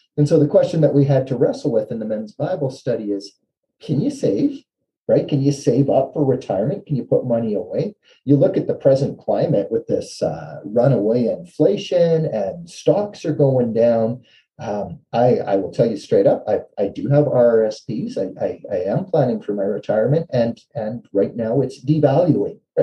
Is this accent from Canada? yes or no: yes; Canada; as a Canadian